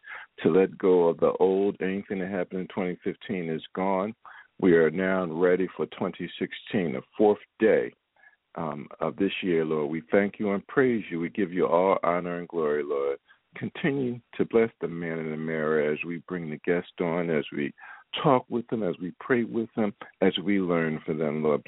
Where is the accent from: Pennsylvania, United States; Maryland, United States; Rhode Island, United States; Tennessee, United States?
Pennsylvania, United States; Philadelphia; moved away as an adult; now in Baltimore, United States; my hometown of Philadelphia